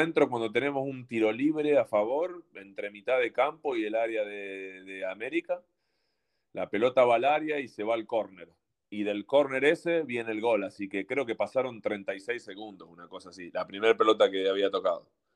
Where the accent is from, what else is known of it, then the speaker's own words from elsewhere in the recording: Argentina; moved away as an adult; also born or lived in Mexico / Turkey; como argentino